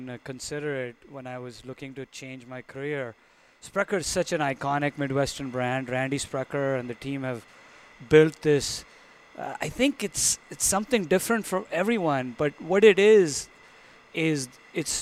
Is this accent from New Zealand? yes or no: no; India; moved away as an adult; I was born and raised in India. I came here for graduate school